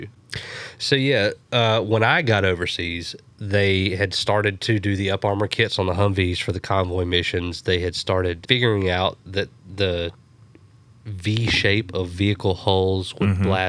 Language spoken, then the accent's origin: English; United States; I'm American